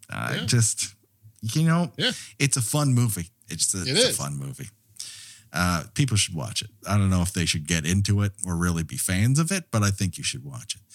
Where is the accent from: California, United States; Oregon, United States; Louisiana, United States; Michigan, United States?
California, United States; Montrose; My barber growing up in Montrose, California